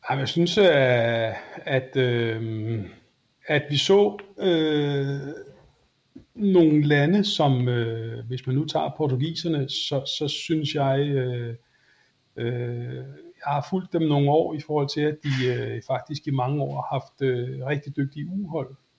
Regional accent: Denmark

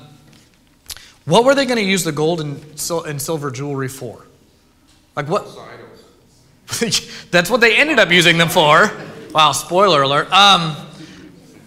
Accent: Sanford, the South, United States; I'm fifth generation Sanford, so I'm Southerner

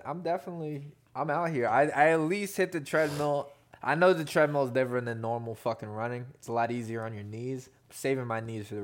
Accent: the Poconos, Pennsylvania, United States; I'm from the Poconos.

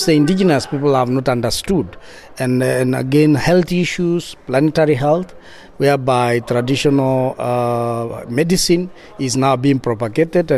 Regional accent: Kenya; from Ogiek community in Kenya

